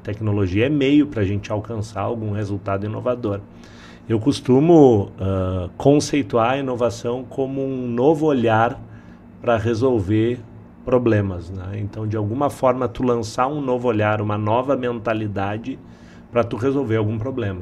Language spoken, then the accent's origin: Portuguese; Porto Alegre, Rio Grande do Sul, Brazil; also born or lived in Palmeira das Missões; eu sou de Porto Alegre, na verdade nasci em Palmeira das Missões